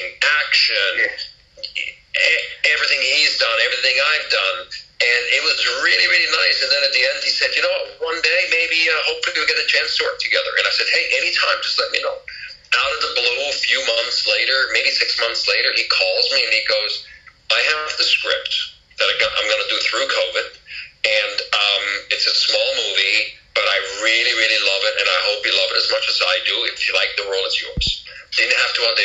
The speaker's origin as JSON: {"language": "English", "country": "Switzerland", "tie": "born or raised there", "moved": "yes", "said": "I'm actually born and raised in Switzerland"}